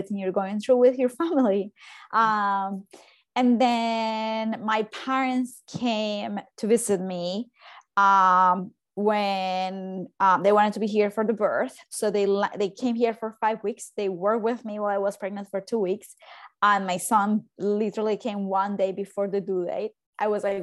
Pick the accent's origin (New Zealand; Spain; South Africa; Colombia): Colombia; moved away as an adult; also born or lived in Baltimore, United States; now in New York, United States; I am from Colombia, if you can hear my accent, but I live in New York.